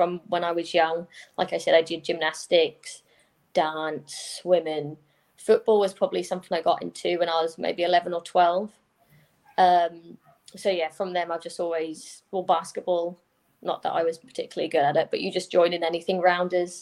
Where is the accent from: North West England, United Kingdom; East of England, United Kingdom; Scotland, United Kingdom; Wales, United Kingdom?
East of England, United Kingdom; Norfolk; also born or lived in America; I'm from Norfolk, so I played for Norfolk